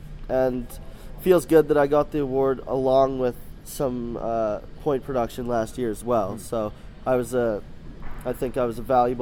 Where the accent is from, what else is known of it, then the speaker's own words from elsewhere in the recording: Lloydminster, Canada; We were always Oilers fans growing up, because growing up in Lloydminster, they were the closest team to us